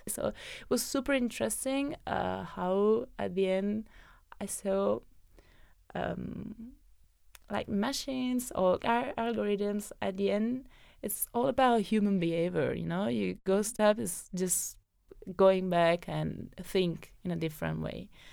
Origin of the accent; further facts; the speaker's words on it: Benevento, Campania, Italy; moved away as an adult; also born or lived in Naples / Rome; I come from a valley where there's always fog